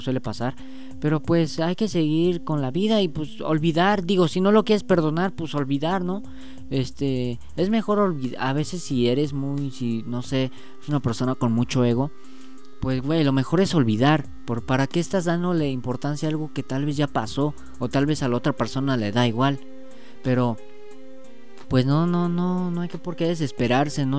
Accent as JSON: {"language": "Spanish", "country": "Mexico", "said": "yo soy mexicano"}